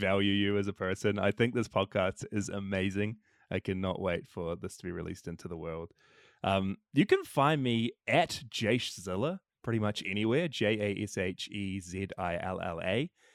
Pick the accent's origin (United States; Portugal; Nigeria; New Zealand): New Zealand; I'm from New Zealand